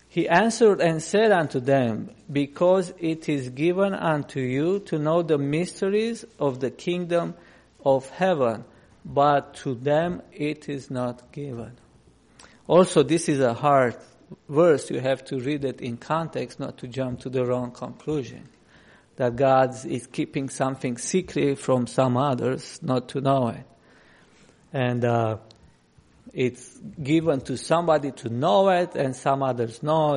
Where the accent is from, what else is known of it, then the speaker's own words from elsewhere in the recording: Romania; English is a second language; moved away; I grew up in Romania under communism.